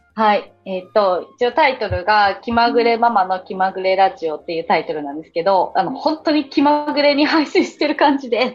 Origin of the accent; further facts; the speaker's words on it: Kagawa, Japan; moved away as an adult; also born or lived in Shizuoka; 私も今香川県、地元の香川県に帰ってきたので